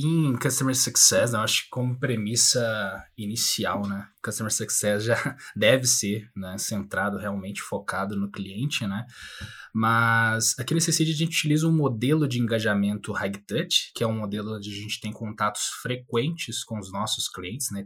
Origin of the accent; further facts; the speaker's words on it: Minas Gerais, Brazil; Também sou mineiro